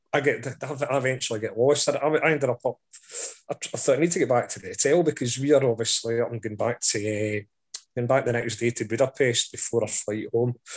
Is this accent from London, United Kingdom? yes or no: no; Scotland, United Kingdom; I'm Scottish